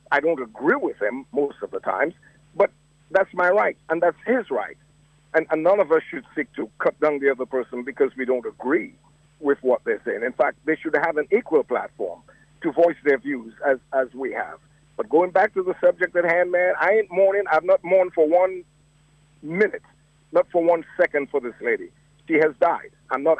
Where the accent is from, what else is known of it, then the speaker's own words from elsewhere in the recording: Dominica; now in United States; as an American who was born in Dominica and a Dominican, I guess I have dual citizenship